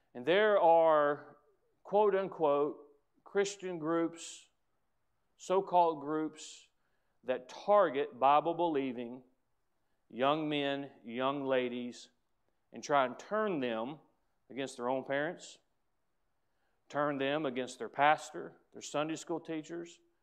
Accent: United States; As an American

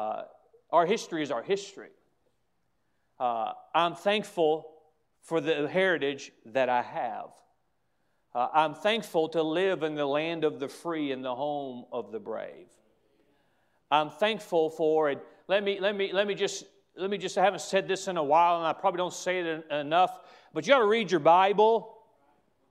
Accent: United States; I have a heritage as an American that I'm proud

